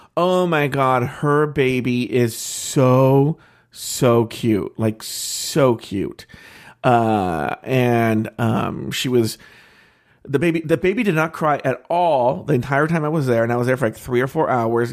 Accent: United States; I'm an American

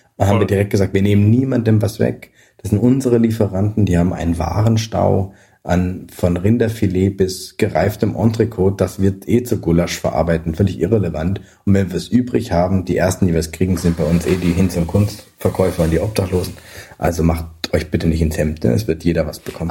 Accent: Alsace, Grand Est, France; moved away; also born or lived in Scandinavia; ich bin eben teilweise in Frankreich und im Elsass aufgewachsen, an der Grenze geboren.

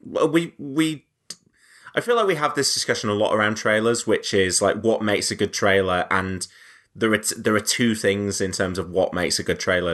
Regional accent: the north of England, United Kingdom; I'm from the north

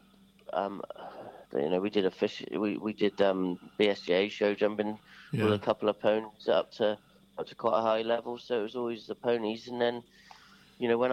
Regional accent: Sherborne, South West England, United Kingdom; also born or lived in Milborne Port; Sherborne, I was born, actually. Yeah, it's not so locally. We were living at Millbourne Port at the time, but I was born in Sherborne.

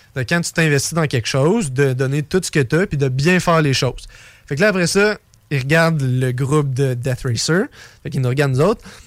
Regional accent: Canada; je suis canadien

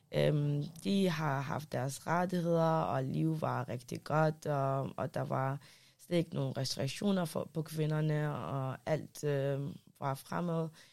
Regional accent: Denmark; also born or lived in Iraq; for 20 år siden, flyg, flygtede jeg fra Irak med familien, mm. og så har jeg opvokset her i Danmark.

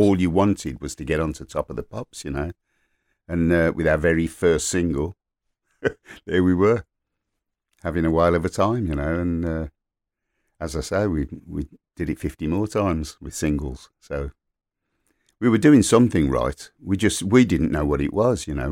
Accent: Birmingham, West Midlands, United Kingdom; also born or lived in King's Heath, Birmingham / Moseley, Birmingham; I grew up in Borsall Heath and then moved to King's Heath

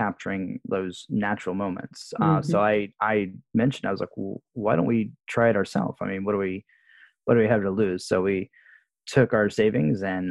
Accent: Jacksonville, Florida, United States; moved away as an adult; now in Japan; I grew up in Jacksonville, Florida, myself

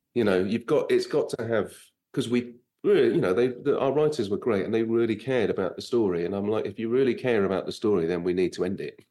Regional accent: United Kingdom; moved away as an adult; now in United States; I'm British

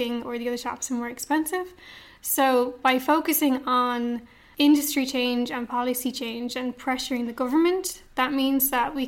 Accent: Dublin, Leinster, Ireland; I'm from Dublin, grew up in Dublin.

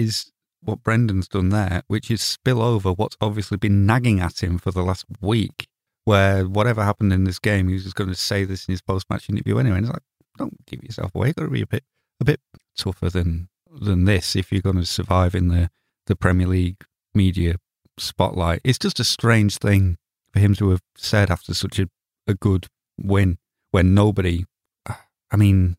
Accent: United Kingdom; Well, nobody's going to say that to me because I'm British.

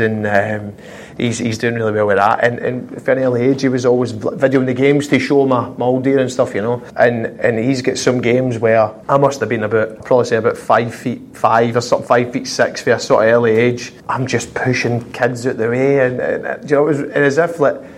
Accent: Glasgow, Scotland, United Kingdom; moved away as an adult; growing up in Glasgow

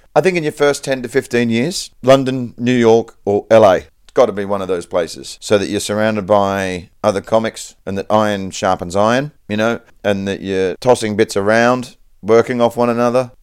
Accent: Perth, Western Australia, Australia; I was raised in Perth, Western Australia

